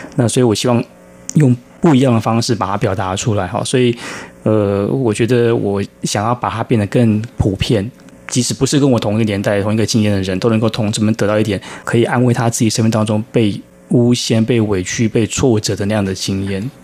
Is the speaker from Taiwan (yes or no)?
yes; Taiwan; 我出生的那个眷村叫马祖新村，它是一个将军村，就是主要都是将军住的地方